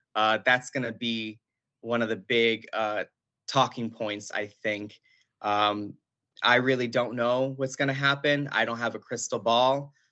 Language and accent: English; Buffalo, New York, United States; born and raised in Buffalo, New York, um, from a family from Puerto Rico